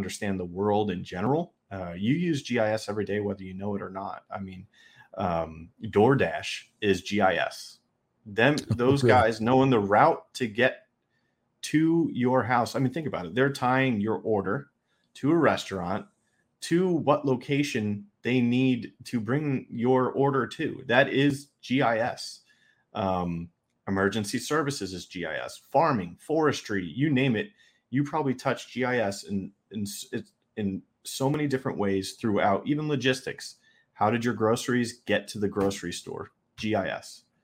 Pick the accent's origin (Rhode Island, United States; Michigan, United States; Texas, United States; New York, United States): New York, United States; I'm from New York